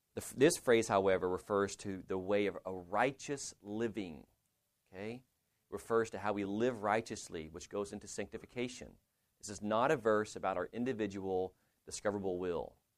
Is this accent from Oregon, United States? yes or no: no; Lubbock, Texas, United States; I'm from Lubbock